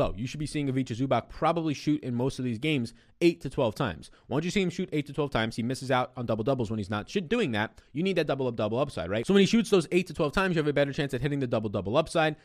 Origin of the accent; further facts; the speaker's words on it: New York, United States; I'm an Italian from New York